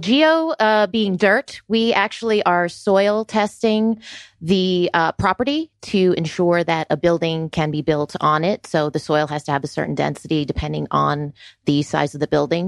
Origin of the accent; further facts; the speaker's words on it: Florida, United States; moved away as an adult; also born or lived in New York City; now in Georgia, United States; I was born in New York City and, uh, spent my middle school and high school years in Florida